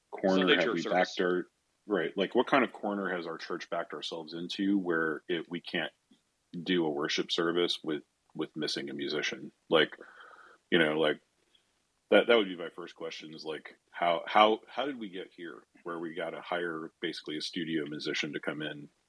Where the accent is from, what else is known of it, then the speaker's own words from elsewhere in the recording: United States; as American evangelicals